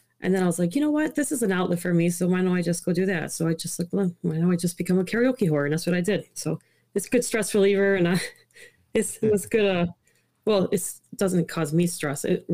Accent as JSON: {"language": "English", "town": "Chicago", "region": "Illinois", "country": "United States", "tie": "born or raised there", "first_language": "Italian", "second_language": "English", "said": "I grew up in the city of Chicago, and then I moved to the suburbs around 10 years old"}